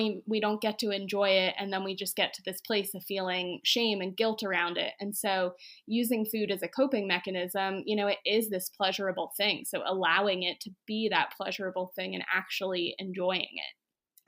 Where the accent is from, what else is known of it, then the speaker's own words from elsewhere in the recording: Pennsylvania, United States; moved away; I grew up in Pennsylvania